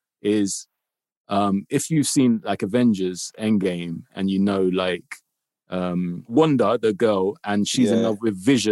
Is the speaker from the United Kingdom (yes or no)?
yes; London, United Kingdom; I grew up in Kilburn.